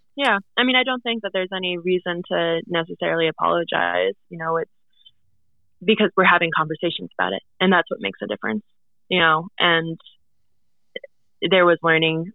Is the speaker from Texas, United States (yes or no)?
no; Fairbanks, Alaska, United States; also born or lived in Anvik, Alaska / South Naknek, Alaska; growing up in Fairbanks